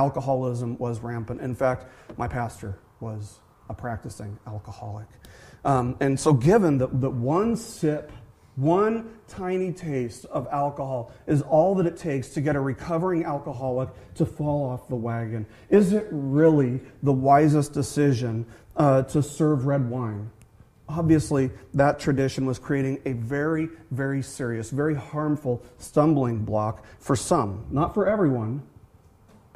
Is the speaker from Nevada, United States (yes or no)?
yes; Las Vegas, Nevada, United States; born or raised there